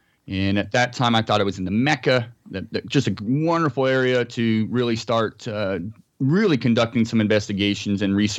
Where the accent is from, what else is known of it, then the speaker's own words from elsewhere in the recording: Scotland, United Kingdom; now in San Diego, United States; I am formerly from Scotland. I moved to San Diego area in 93